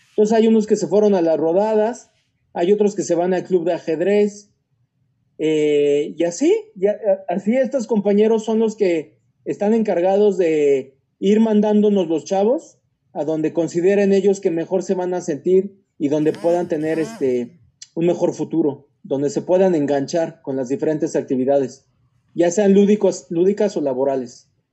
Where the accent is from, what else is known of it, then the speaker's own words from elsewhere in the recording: Mexico; moved away as an adult; also born or lived in South America; Como mexicanos